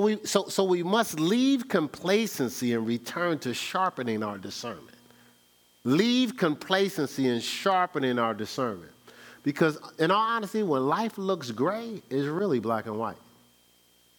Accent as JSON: {"language": "English", "town": "Newark", "region": "New Jersey", "country": "United States", "tie": "born or raised there", "said": "I'm from Newark, New Jersey."}